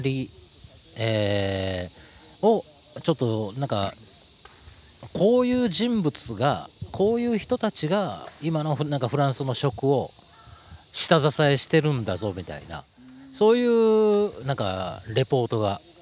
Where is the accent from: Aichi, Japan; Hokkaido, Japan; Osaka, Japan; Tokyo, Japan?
Osaka, Japan; 大阪のね、えー、えー、と梅田っていう繁華街のすぐ近所で、えー、と生まれ育ってるんですよね